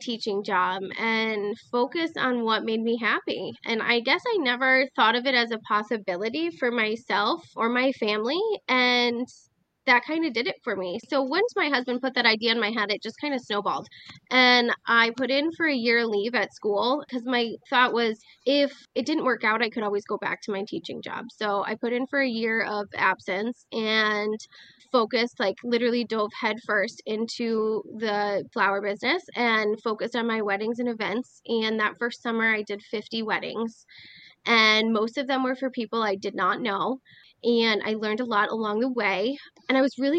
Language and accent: English; Schoharie Valley, New York, United States; also born or lived in North Carolina; I grew up on a farm where we raised livestock. I was a member of the Schoharie Valley FFA